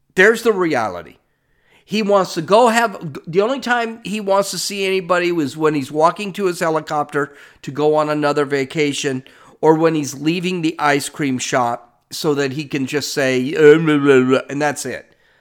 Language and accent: English; California, United States; I'm from California